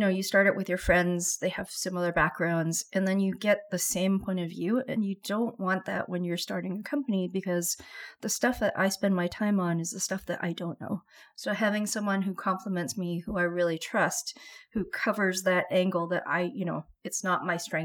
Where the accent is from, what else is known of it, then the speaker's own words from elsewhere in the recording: Vancouver, British Columbia, Canada; I grew up in Vancouver